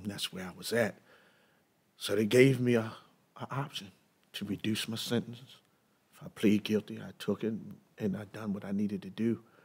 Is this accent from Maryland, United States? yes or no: yes; Baltimore, Maryland, United States; I was born in East Baltimore